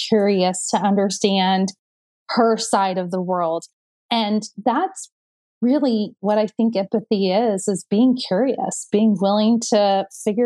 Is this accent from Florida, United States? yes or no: no; Indiana, United States; I'm from Indiana. I'm a basketball girl. Like we were brought up to win, right?